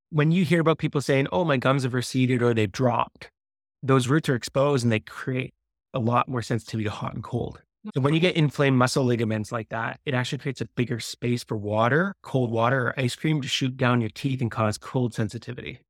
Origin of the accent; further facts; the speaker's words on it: Victoria, British Columbia, Canada; also born or lived in Windsor, Ontario; I was born and raised in B, Victoria, Brit, B C.